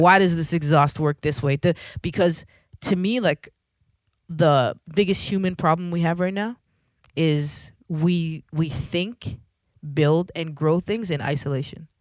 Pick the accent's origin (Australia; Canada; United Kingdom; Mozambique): Canada; Toronto, Ontario; I'm from Scarborough